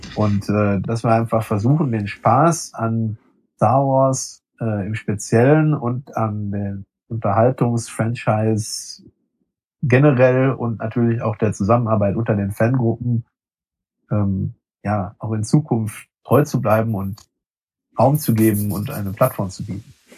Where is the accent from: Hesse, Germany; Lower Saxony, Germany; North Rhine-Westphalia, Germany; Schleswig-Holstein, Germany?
North Rhine-Westphalia, Germany; Sauerland; mir als Sauerländer